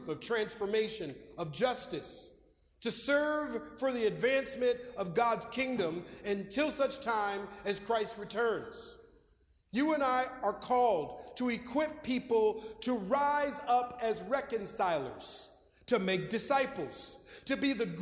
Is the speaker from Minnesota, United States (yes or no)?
yes; Minneapolis, Minnesota, United States; moved away; my childhood, growing up in Minneapolis, Minnesota